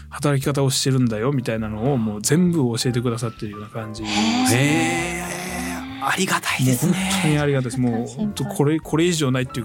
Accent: Kitakyushu, Fukuoka, Japan; moved away; also born or lived in Kobe; もともと僕実家が会社を若松

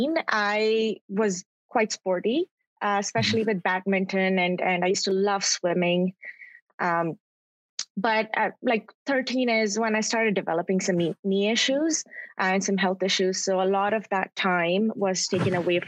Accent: Karachi, Sindh, Pakistan; now in Toronto, Canada; I grew up in Karachi, then I continued to grow up in Toronto

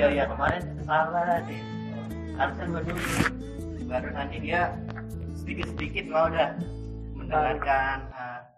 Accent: Java, Indonesia; biasanya sih kalau kan kalau saya kan Jawa

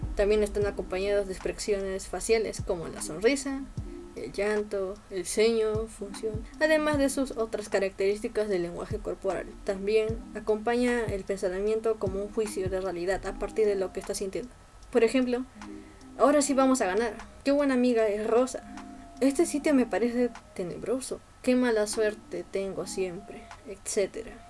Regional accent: Peru; soy de Perú

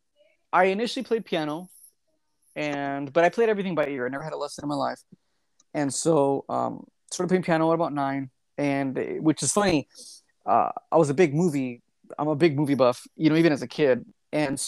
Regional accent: Mexico; moved away; I grew up in Mexico, and so I grew up with I'm first generation American

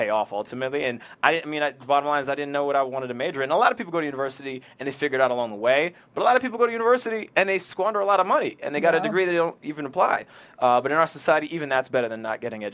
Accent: Ottawa, Ontario, Canada; moved away as an adult; my hometown in Ottawa

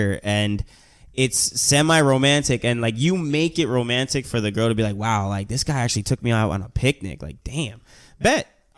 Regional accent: New York City, New York, United States; first language Spanish; English is a second language; I love being a New Yorker, man. I will always love being a New Yorker

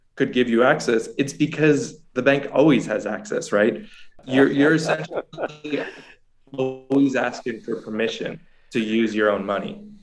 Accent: New York, United States; moved away as an adult; now in El Salvador; I'm originally from New York. I've been down here in El Salvador since August

